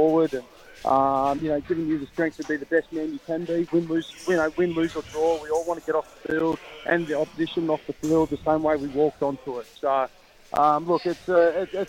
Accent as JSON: {"language": "English", "region": "New South Wales", "country": "Australia", "tie": "born or raised there", "said": "I've grew up in Australia. I'm a proud New South Welshman, but I've also got proud Fijian heritage and Fijian blood"}